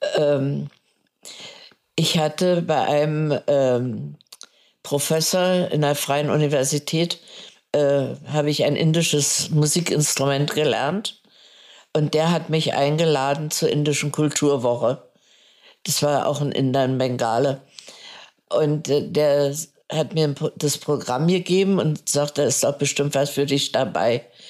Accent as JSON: {"language": "German", "region": "Berlin", "country": "Germany", "tie": "born or raised there", "also_born_or_lived": "India / Butzbach", "moved": "as an adult", "said": "ich bin in Neukölln aufgewachsen"}